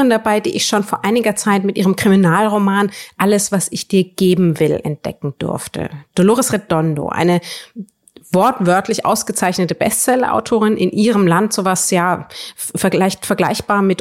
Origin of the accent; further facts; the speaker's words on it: Northern Germany, Germany; etwas, was mir ja, als Norddeutsche ja leider in der Realität auch völlig abgeht